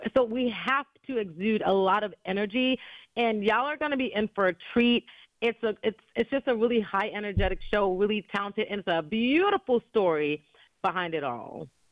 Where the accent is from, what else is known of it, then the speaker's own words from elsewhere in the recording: New York City, New York, United States; growing up in New York City